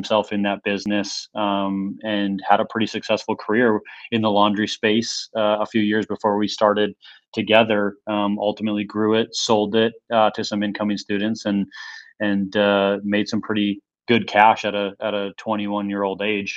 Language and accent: English; Minnesota, United States; we were born and raised in Minnesota, small town.